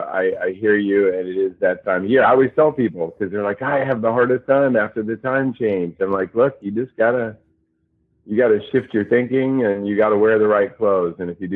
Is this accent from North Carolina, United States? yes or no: yes; North Carolina, United States; also born or lived in California; I grew up here mostly in North Carolina. I lived in California a bit